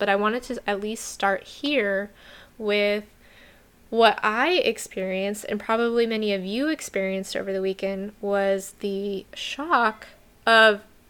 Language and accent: English; New Mexico, United States; my home state of New Mexico, where I grew up